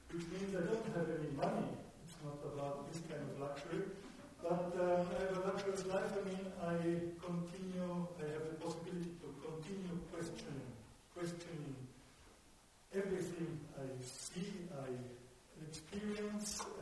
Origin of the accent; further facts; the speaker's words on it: Munich, Bavaria, Germany; first language German; English is a second language; I'm not a native English speaker. I'm from Germany, from Munich